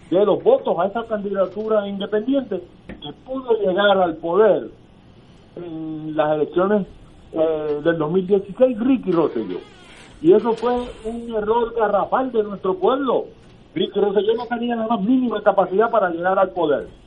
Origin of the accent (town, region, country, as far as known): Puerto Rico